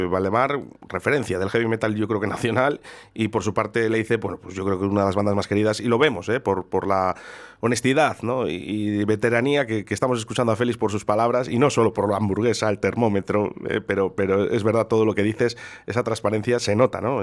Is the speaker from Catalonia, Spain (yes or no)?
no; Durango area, Basque Country, Spain; los que somos de Durango, de Yurreta, de Zaldívar